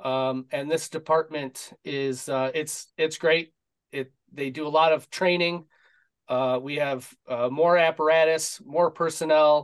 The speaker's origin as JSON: {"language": "English", "area": "suburb of Detroit", "region": "Michigan", "country": "United States", "tie": "born or raised there", "said": "born and raised in Michigan, suburb of Detroit"}